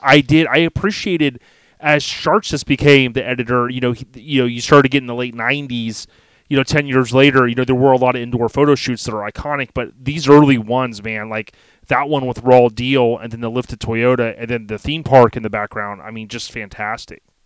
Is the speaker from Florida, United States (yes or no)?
yes; Florida, United States; me growing up, born and raised in Florida